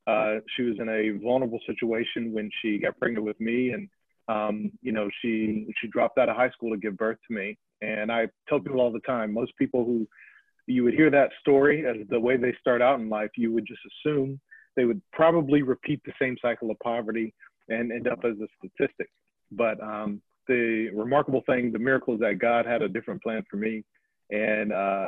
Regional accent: Chesapeake, Virginia, United States; I'm born and raised in the Virginia Beach, Virginia area. For those who know the area, Chesapeake to be specifically, and born and raised by two wonderful parents.

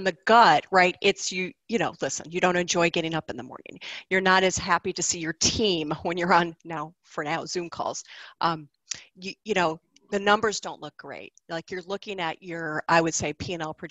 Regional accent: Buffalo, New York, United States; moved away as an adult; also born or lived in Boston, Massachusetts; I grew up in Buffalo, New York, which most people in the world know because of Niagara Falls

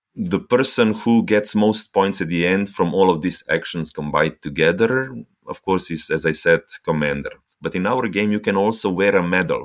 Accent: Ljubljana, Slovenia; I am from Ljubljana, the capital of Slovenia

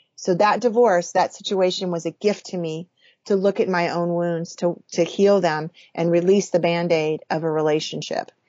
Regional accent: Illinois, United States; I was raised in Illinois

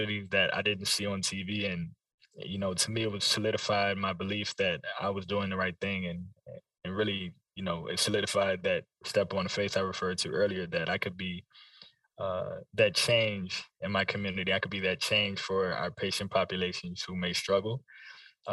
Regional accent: Largo, Maryland, United States; I grew up in Largo, Maryland, the DC metropolitan area

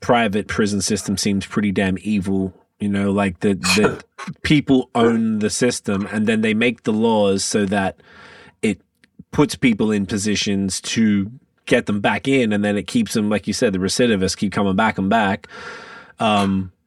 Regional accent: Australia; moved away as an adult; now in Canada; I'm from Australia

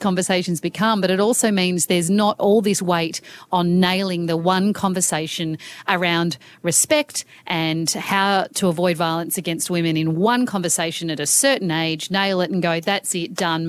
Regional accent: Australia; as an Australian living in a country where we have an absolute crisis on our hands

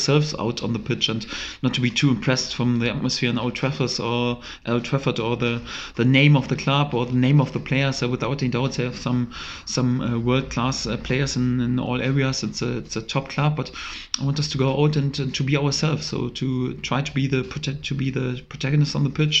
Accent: Germany; English is a second language; moved away as an adult; now in England; I'm originally from Germany.

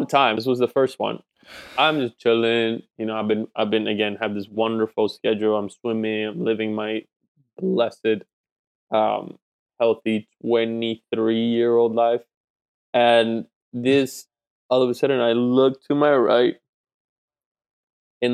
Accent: Puerto Rico; moved away; I grew up in Puerto Rico

